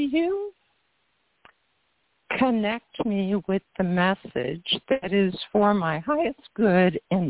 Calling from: Florida, United States; calling from Florida.

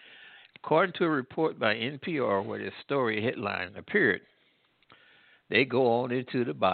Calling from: Midwest, United States; Hey, I'm calling from the Midwest.

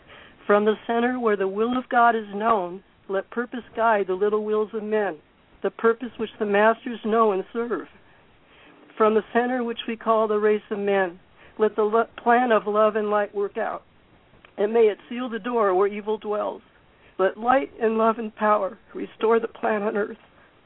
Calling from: Costa Mesa, California, United States; Costa Mesa. This is

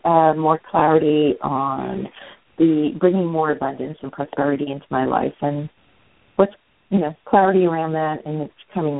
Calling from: California, United States; In California.

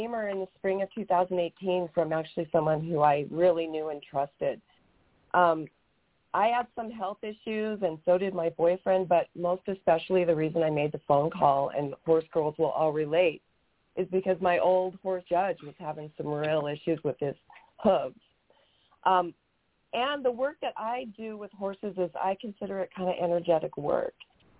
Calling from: Camp Verde, Arizona, United States; I'm coming from Camp Verde, Arizona, which is just south of Sedona.

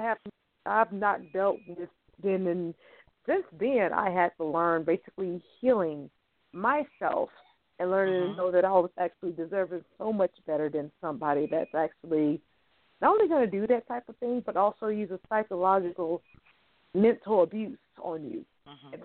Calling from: Louisiana, United States; I'm calling from Louisiana.

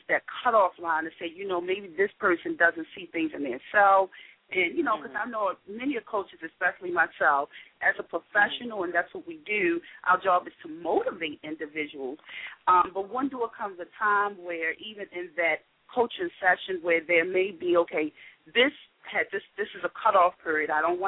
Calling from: Woodlawn, Maryland, United States; Hi, Deborah, and I am calling from Woodlawn.

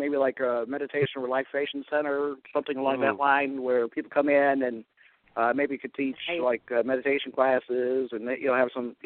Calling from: Cleveland, Ohio, United States; Hi, … in Cleveland.

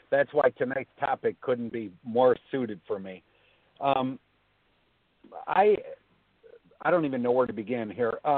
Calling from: Florida, United States; I'm calling from Florida.

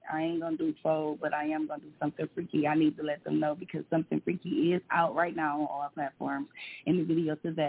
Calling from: Detroit, Michigan, United States; I'm calling from Detroit, Michigan, of course.

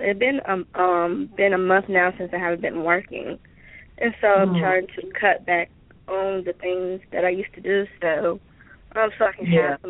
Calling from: Georgia, United States

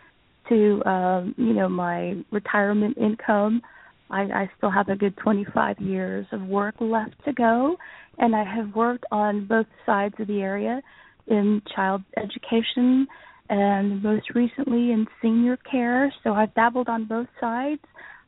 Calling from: Florida, United States; …, and that would be Central Florida.

